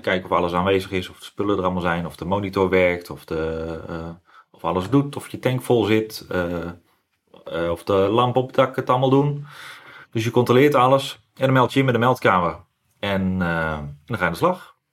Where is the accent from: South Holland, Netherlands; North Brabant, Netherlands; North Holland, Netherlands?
North Holland, Netherlands; Gooi en Vechtstreek; Ik woon, ik kom uit Gooienvechtstreek